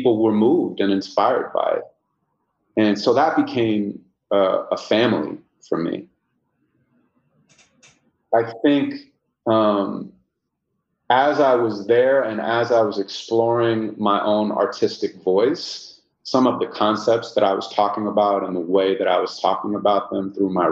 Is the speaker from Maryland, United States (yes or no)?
no; Santa Monica, California, United States; I was born and raised in Santa Monica, California